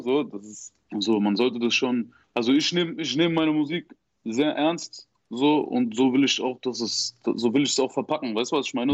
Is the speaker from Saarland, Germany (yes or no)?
yes; Saarbrücken area, Saarland, Germany; ich komme auf jeden Fall aus der Ecke, aus der Saarbrückner Ecke